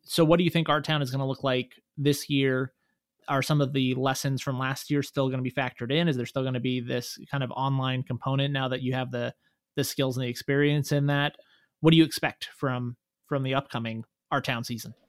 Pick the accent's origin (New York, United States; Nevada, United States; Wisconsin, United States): Nevada, United States; Reno; also born or lived in Las Vegas; I lived in Reno, I grew up here in Reno, and then I moved to Las Vegas when I went to college